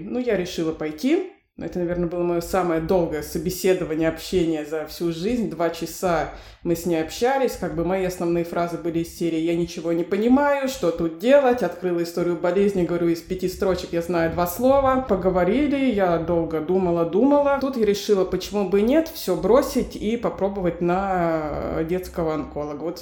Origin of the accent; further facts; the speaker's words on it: Novosibirsk, Novosibirsk Oblast, Russia; пойду в один из ковидных госпиталей своего города, я из Новосибирска.